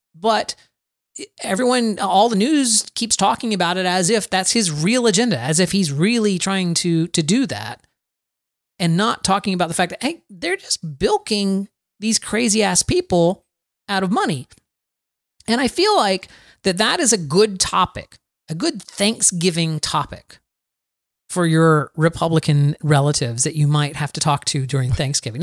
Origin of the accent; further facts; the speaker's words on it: Plant City, Florida, United States; now in Valrico, United States; I'm actually from Plant City, Florida, which is only about ten minutes, uh, north